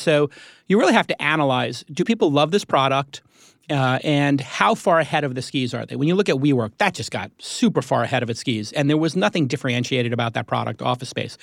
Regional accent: New York, United States; moved away; I'm a New Yorker

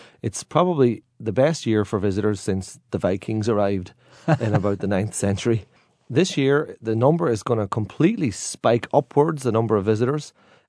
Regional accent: Derry, Northern Ireland, United Kingdom; for years as a guide, I've been describing my hometown as a divided city. But now people are describing my hometown as a shared city.

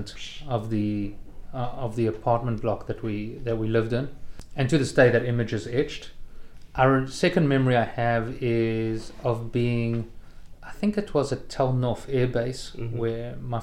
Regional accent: Durban, KwaZulu-Natal, South Africa; moved away as an adult; also born or lived in Haifa, Israel; now in Israel; growing up in the Jewish community in Durban

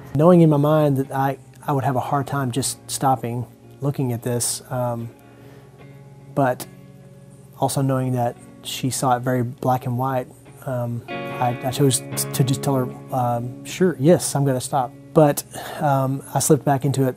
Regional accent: Longview, United States; I'm from Longview.

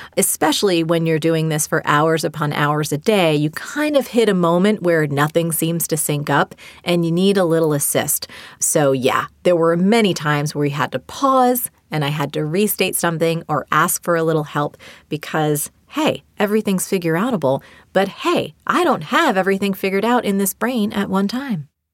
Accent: New Jersey, United States; I learned from my mom as a little girl growing up in New Jersey.

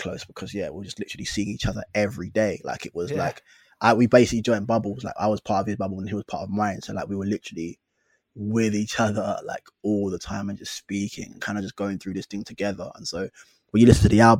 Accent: London, United Kingdom; we're from London. We're from different parts of London

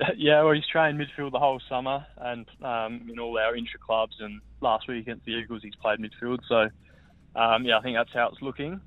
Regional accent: Adelaide, South Australia, Australia; moved away as an adult; also born or lived in Brisbane / Melbourne; now in Perth, Australia; home's definitely still Adelaide, just purely family's there

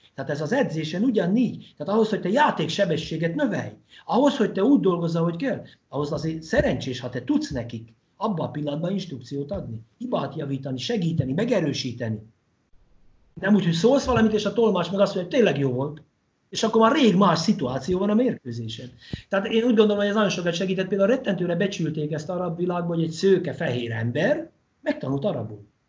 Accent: Hungary; magyarok vagyunk

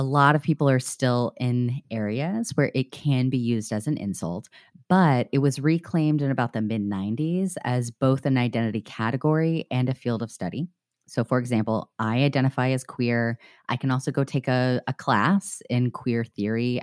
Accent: the South, United States; now in Chicago, United States; growing up in the South

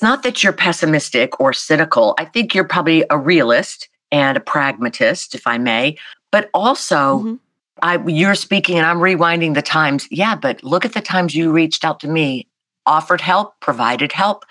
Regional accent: South Carolina, United States; I'm this kid from South Carolina

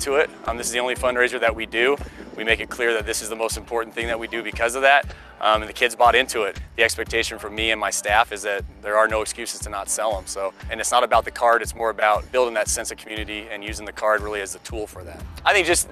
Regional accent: Colorado, United States; born and raised in Colorado, played locally high school at Columbine High School

